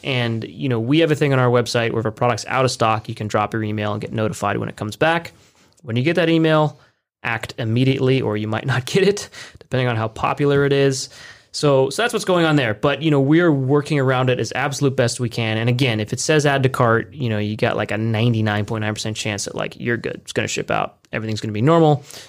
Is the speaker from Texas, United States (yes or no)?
no; California, United States; now in Lancaster, United States; We're originally from Southern California, a bit north of LA.